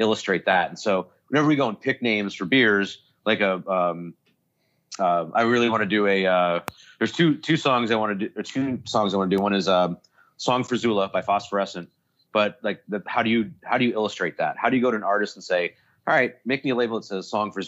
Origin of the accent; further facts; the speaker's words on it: Buffalo, New York, United States; Growing up in Buffalo, very close to Canada